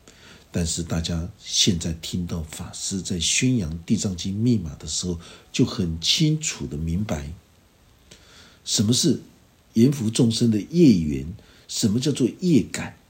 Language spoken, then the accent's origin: Chinese; Taiwan; 我们台湾人经常会有很多的口头口头禅，那些口头禅都是一种呃乡土的一种气息。